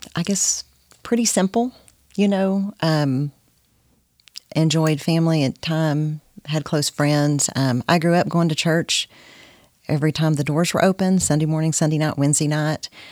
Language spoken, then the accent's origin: English; Corsicana, Texas, United States; moved away as an adult; now in Nacogdoches, United States; I grew up in Corsicana, Texas.